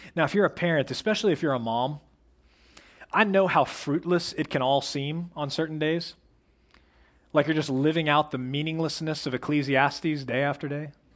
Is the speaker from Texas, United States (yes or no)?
yes; Plano, Texas, United States; I was raised in Plano, which is like the opposite of the outdoors.